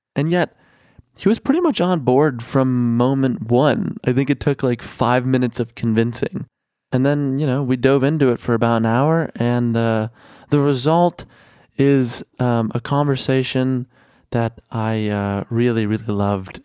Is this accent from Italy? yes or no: no; Chicago, Illinois, United States; also born or lived in Mexico; I grew up in Chicago